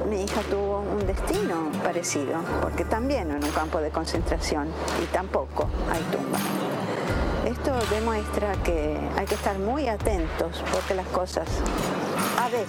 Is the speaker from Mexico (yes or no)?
no; Italy; now in Argentina; Yo soy una italiana, soy italiana, soy una judía italiana. Me salvé de la Shoah, gracias a que mi familia se refugió en la Argentina en marzo de 1939.